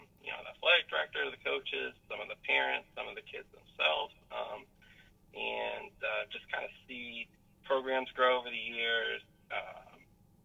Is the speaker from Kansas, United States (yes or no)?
yes; Lawrence, Kansas, United States; So I grew up in Lawrence, Kansas, a block away from KU